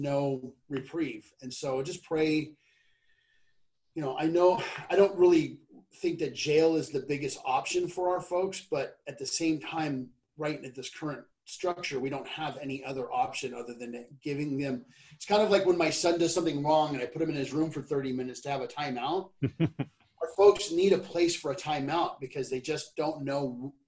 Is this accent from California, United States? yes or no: yes; California, United States; well, I'm from California and I live in San Mateo County area.